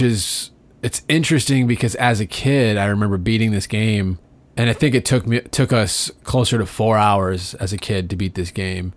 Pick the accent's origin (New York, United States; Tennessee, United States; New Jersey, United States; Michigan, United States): Michigan, United States; Detroit; we're from Detroit